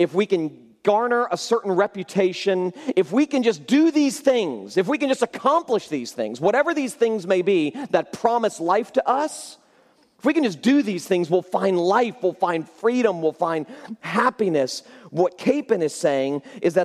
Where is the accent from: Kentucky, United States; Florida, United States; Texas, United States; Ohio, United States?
Florida, United States; I grew up in Florida